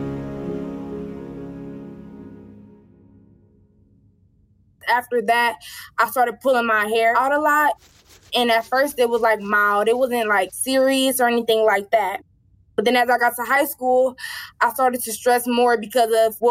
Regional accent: Cleveland, Ohio, United States; I'm 18 years old, and I'm from Cleveland, Ohio

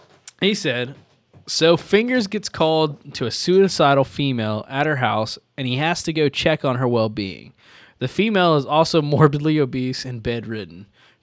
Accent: Midwest, United States; I grew up and lived in the Midwest most of my life, but since moving to the East Coast, I realize I have a strange love of ranch dressing.

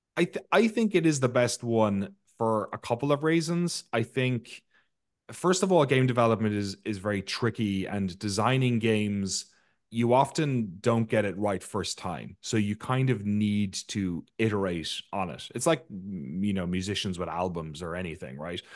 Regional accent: Ireland; I grew up in Ireland where we grew, we grew up playing a game called hurling

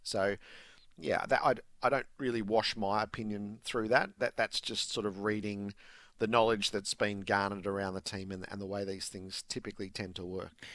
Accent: Australia; as an Australian sporting public

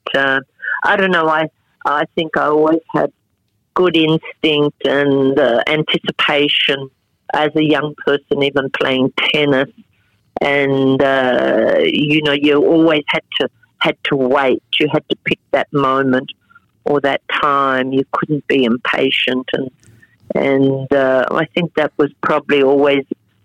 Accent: Australia; They came through my hometown

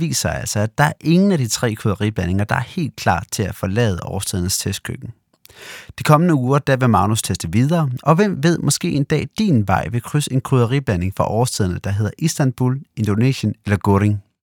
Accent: Denmark; i Jylland, hvor jeg kommer fra

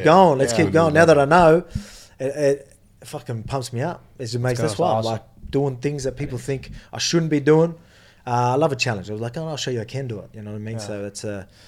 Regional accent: Brazil; moved away as an adult; I grew up in Brazil for like 19 years.

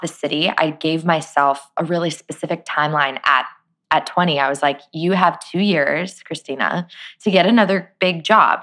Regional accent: Phoenix, Arizona, United States; moved away as an adult; I grew up born and raised in Phoenix, Arizona

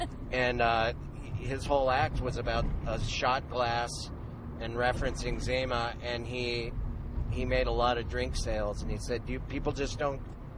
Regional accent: Missoula, Montana, United States; moved away; in Missoula, Montana, my hometown.

